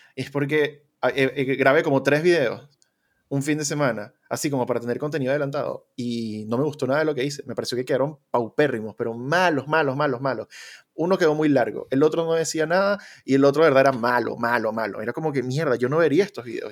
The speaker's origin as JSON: {"language": "Spanish", "country": "Venezuela", "tie": "born or raised there", "moved": "yes", "said": "venimos de Venezuela comunista"}